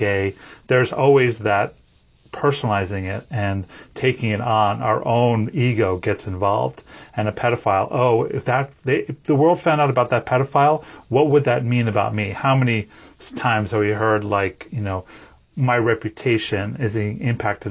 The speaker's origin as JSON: {"language": "English", "region": "New York", "country": "United States", "tie": "born or raised there", "said": "I was born in New York, in the East Coast in the 70s"}